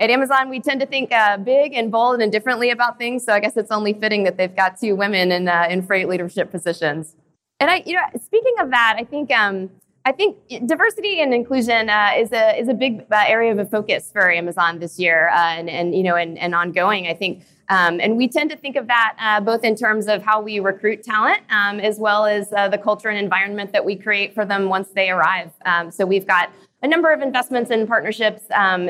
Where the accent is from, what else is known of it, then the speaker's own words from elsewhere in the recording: Knoxville, Tennessee, United States; moved away; I was actually born and raised in Knoxville, Tennessee